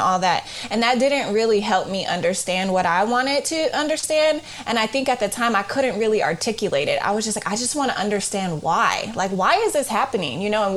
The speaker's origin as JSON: {"language": "English", "town": "Oakland", "region": "California", "country": "United States", "tie": "born or raised there", "said": "I'm from Oakland, California, and I grew up in the East Side"}